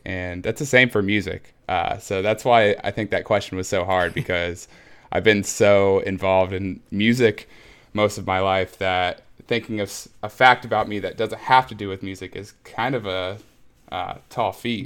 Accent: Muncie, Indiana, United States; I was born and raised in Muncie, Indiana, which is a smallish town in Indiana uh, in the Midwest

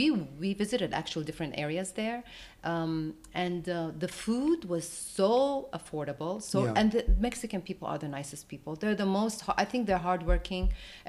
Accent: Jerusalem, Jerusalem District, Israel; also born or lived in Jordan; Now, internationally, I was born in Jerusalem, so of course I lived there, so I know the area, I know everything.

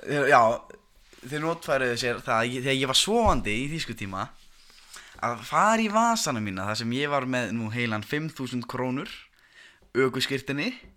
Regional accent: Reykjanesbær, Southern Peninsula, Iceland

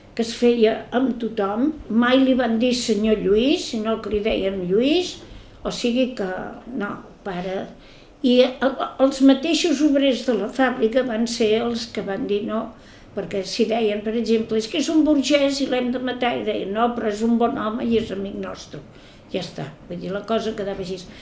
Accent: Barcelona, Catalonia, Spain; now in Ciutadella, Spain; vaig néixer a Barcelona el dia 1 de febrer

